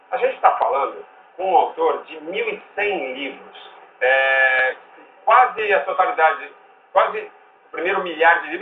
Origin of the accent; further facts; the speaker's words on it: Campos do Jordão, São Paulo, Brazil; Eu nasci lá. Só que naquela época, 46